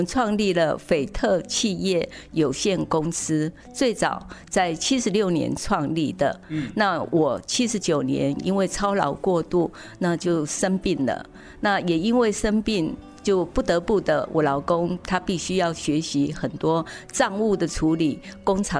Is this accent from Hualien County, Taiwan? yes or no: no; Taitung County, Taiwan; 我从小在仁爱国小那边求学，国中在宝山台东的宝山国中求学